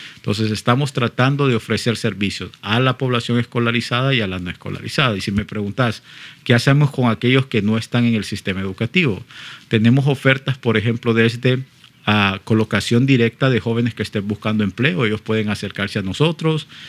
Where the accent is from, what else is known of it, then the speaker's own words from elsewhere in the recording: Honduras; como hondureño